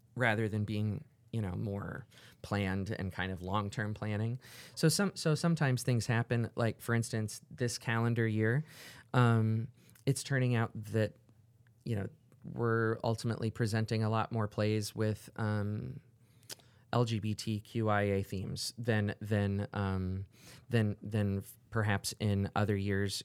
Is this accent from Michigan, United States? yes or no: no; Orlando, Florida, United States; also born or lived in New York / Los Angeles / Chicago / New Orleans; now in Cedar Rapids, United States; I grew up in Orlando